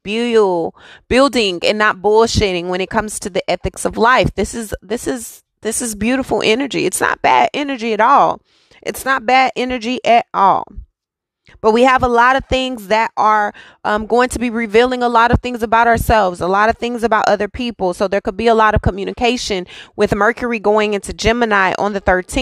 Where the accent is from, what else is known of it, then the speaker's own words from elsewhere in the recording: Texas, United States; I'm from Texas. I live in Texas.